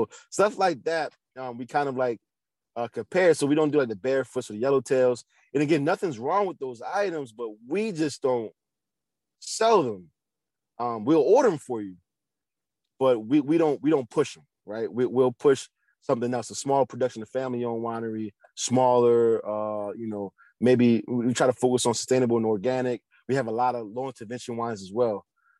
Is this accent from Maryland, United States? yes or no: yes; Baltimore, Maryland, United States; So we're from East Baltimore. Our shop is in East Baltimore. So our roots are here.